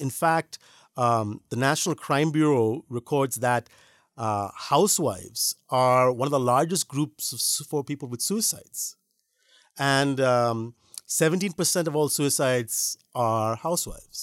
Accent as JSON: {"language": "English", "country": "India", "said": "as Indian Christians"}